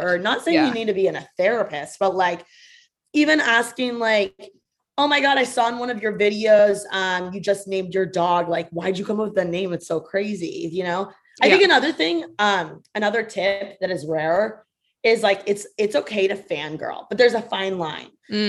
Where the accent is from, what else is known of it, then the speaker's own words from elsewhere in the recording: Midwest, United States; So if they're from the Midwest, easy money. I got this in my bag, right? Because I'm from the Midwest.